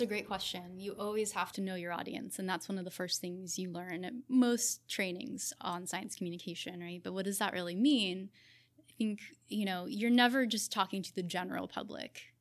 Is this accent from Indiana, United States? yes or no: no; Southern California, United States; also born or lived in Berkeley, California / Australia; I grew up in Southern California